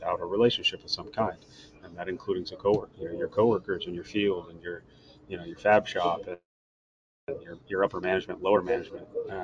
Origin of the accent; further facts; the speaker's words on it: Portland, Oregon, United States; also born or lived in Washington / Idaho / Vancouver, Washington; I grew up generally in the Portland area.